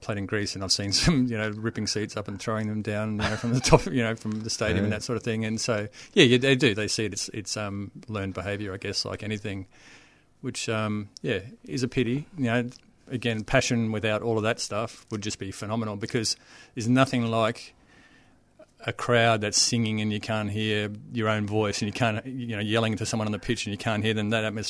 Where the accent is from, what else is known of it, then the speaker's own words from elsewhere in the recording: Townsville, Queensland, Australia; I grew up in Queensland, so born in Townsville, played all my junior soccer in Queensland, up in Queensland. My first club was in Bundaberg.